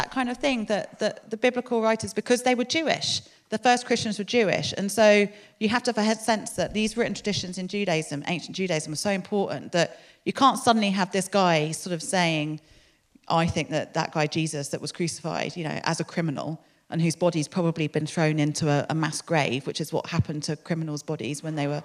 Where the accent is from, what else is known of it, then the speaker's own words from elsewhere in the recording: London, United Kingdom; moved away as an adult; now in Exeter, United Kingdom; I grew up in London